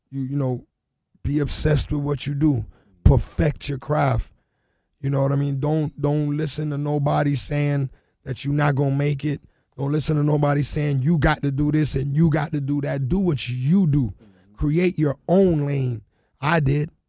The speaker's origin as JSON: {"language": "English", "town": "Carol City", "region": "Florida", "country": "United States", "said": "It was just about like I come from Carol City."}